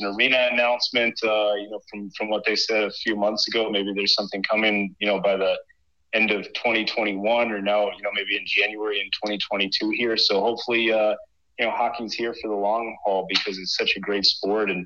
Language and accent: English; Minnesota, United States; moved away as an adult; also born or lived in Maine; I grew up in Minnesota, so hockey country